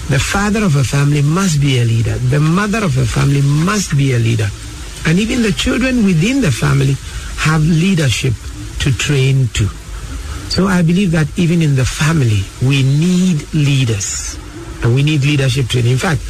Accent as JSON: {"language": "English", "town": "Koforidua", "region": "Eastern Region", "country": "Ghana", "tie": "born or raised there", "also_born_or_lived": "Axim, Ghana / Kumasi, Ghana", "said": "So I love the fact that I'm a perfect Southern Ghanaian. Then I grew up in Kumasi with my father in the 50s. You know, so I picked up tree very well. And grew up in Kofridwa, where I went to school. So I speak the Achim Gabing Akiapim trees"}